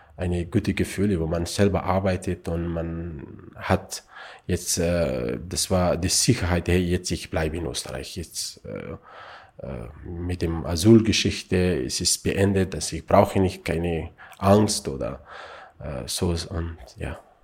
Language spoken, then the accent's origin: German; Afghanistan; German is a second language; now in Austria; ich bin in Afghanistan geboren bin